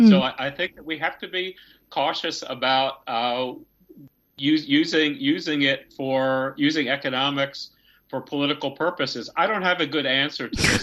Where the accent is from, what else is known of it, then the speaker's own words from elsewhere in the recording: United States; I'm American and have been brought up in the economic system